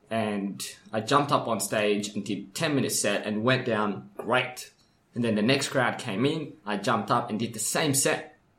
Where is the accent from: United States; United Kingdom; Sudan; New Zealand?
Sudan; now in Perth, Australia; when I came from Sudan to Perth, you know, I was homeless in Sudan, right? So migrated here as a refugee with my parents, with my mom, sorry, and my brothers and sisters, single mom, by the way.